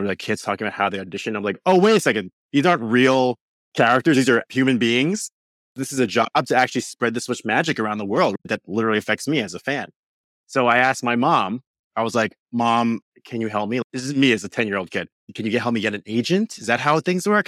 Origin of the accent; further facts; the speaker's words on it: New York, United States; raised in New York my whole life